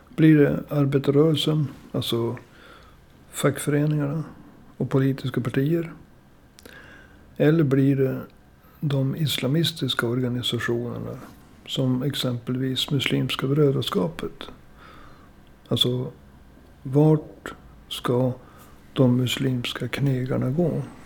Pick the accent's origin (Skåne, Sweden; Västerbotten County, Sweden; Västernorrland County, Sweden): Västerbotten County, Sweden; Umeå; Jag är ju född och uppvuxen i Umeå